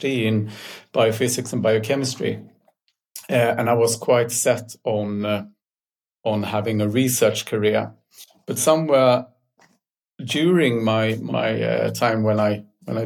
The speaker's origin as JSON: {"language": "English", "town": "Stockholm", "region": "Stockholm County", "country": "Sweden", "tie": "born or raised there", "said": "I'm born and raised in Stockholm, in a city kid"}